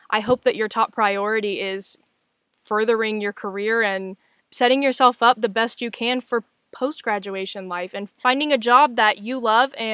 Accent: West Virginia, United States; moved away as an adult; now in Las Vegas, United States; I was born and raised in West Virginia. I moved to Las Vegas for the sole purpose of continuing my education and chasing opportunities that I really didn't have at home in my small town.

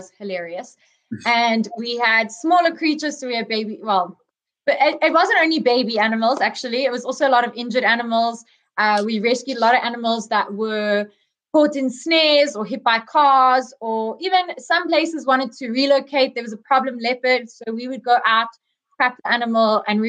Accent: South Africa; I grew up here in South Africa

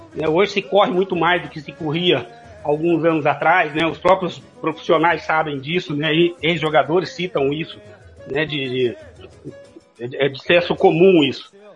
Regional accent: Franca, São Paulo, Brazil; also born or lived in Cuiabá, Mato Grosso / Juína / Aripuanã / Coronel Sapucaia; now in Dourados, Brazil; eu sou paulista de Franca, né, de ali na na região nordeste

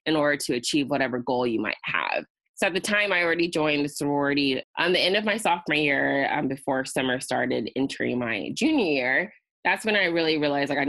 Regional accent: Riverside, California, United States; it allowed me to come back to Riverside of my hometown and live comfortably at my parents' house

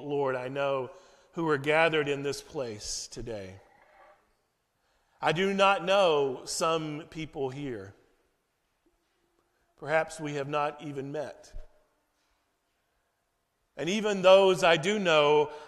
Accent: United States; moved away as an adult; now in Frankfurt, Germany; my home country of the U.S.

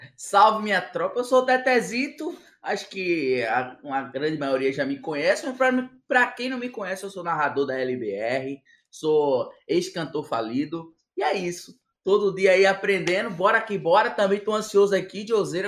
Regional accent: Northeast Region, Brazil; eu sempre fui um cara como nordestino é

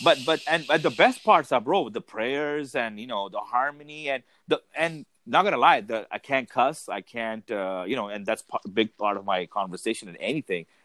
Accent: Dubai, United Arab Emirates; moved away; born and raised in Dubai.

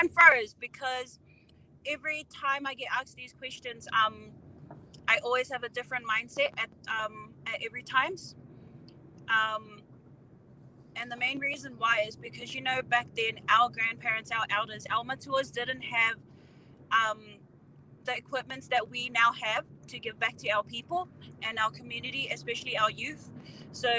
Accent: Auckland, New Zealand; I am from Otara, bred in the home of the Braves. Pretty much all my schooling, graduated and everything in Otara as well.

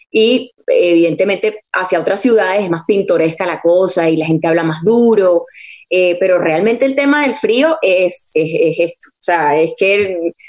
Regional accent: Venezuela; accent: Venezuelan; me salía el venezolano a veces. Entonces dije, bueno, lo más efectivo para mí va a ser hablar, neutralizar mi acento todo el día

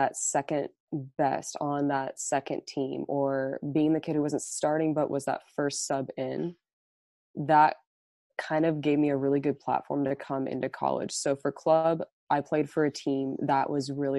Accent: Overland Park, Kansas, United States; moved away; I'm from Overland Park, Kansas, and right now I'm currently at the University of Montebello

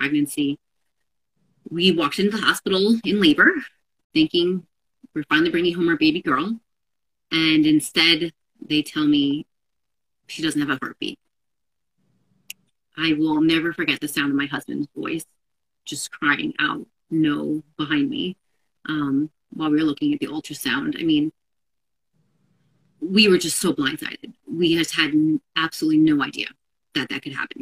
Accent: New York metro area, United States; also born or lived in Seattle; we're both here from the New York metro area.

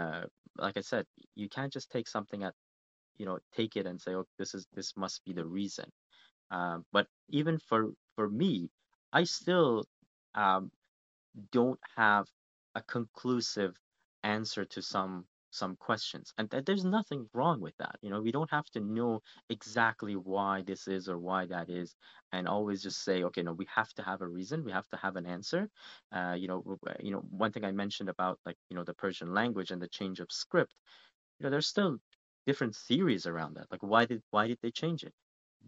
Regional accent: Canada; because being a Canadian, I do a lot of studying and research on Canadian history as well.

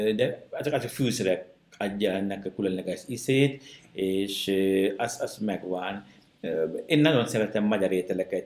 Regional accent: Sri Lanka; Hungarian is a second language; moved away as an adult; now in Kaposvár, Hungary; én egy, egy Sri Lankán egy kis faluból származom

